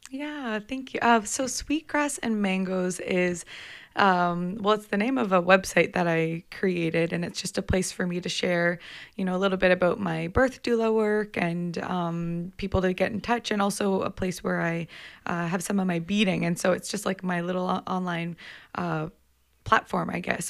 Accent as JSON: {"language": "English", "town": "Komoka", "region": "Ontario", "country": "Canada", "tie": "born or raised there", "said": "I grew up outside of London, Ontario, in a place called Camoka"}